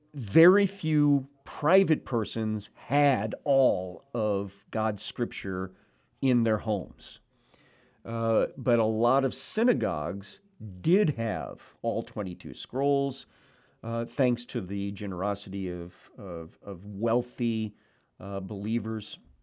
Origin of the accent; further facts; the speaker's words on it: Cabool, Missouri, United States; moved away; my hometown, Kabul, Missouri